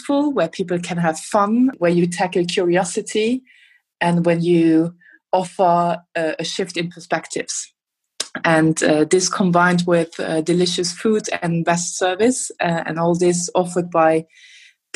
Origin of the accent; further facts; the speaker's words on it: Luxembourg; now in Berlin, Germany; I'm originally from Luxembourg